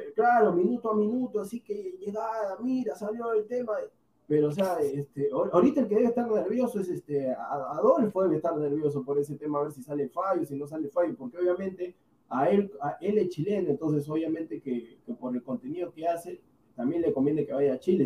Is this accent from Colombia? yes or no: no; Peru; yo soy peruano